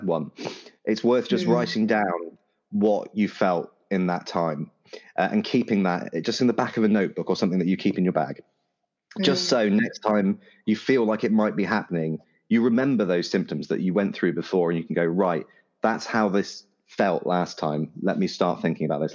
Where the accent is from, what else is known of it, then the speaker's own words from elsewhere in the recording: United Kingdom; I'm terribly British